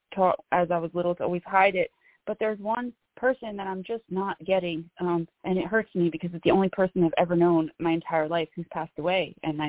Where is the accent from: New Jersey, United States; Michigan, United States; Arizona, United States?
New Jersey, United States; Northern; I'm from Northern New Jersey.